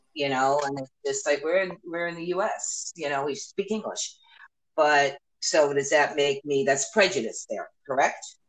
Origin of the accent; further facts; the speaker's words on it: New York, United States; moved away; also born or lived in South Florida; growing up in New York and even down South Florida, I have never lived in a place like